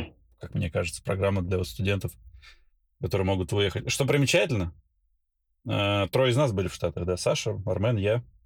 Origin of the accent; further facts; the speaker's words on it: Belgorod, Belgorod Oblast, Russia; moved away as an adult; also born or lived in Baku, Azerbaijan / Saint Petersburg, Russia / Moscow, Russia / United States; now in Dubai, United Arab Emirates; Родился я в Баку, а, вырос в городе Белгороде